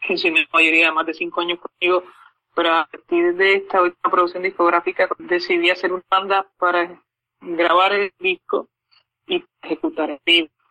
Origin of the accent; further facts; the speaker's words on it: Puerto Rico; acá en mi ciudad natal